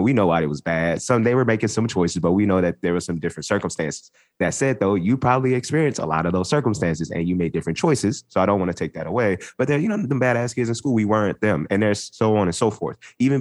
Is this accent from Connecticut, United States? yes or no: no; Los Angeles, California, United States; growing up in South Central Los Angeles